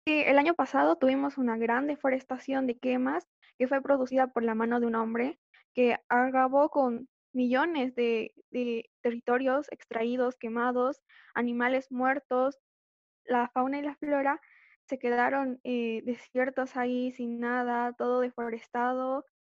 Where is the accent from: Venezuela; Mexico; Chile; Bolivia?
Bolivia; soy de Bolivia